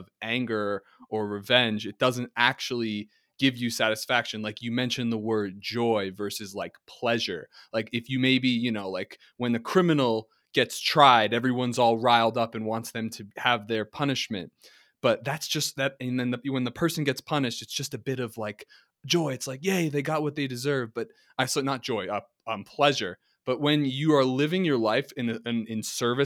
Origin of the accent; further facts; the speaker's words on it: New Jersey, United States; I'm college educated from New Jersey.